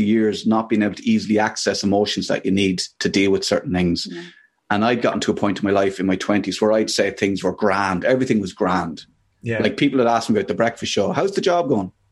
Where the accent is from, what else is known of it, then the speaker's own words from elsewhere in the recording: Ireland; there was a lot of domestic violence growing up in Ireland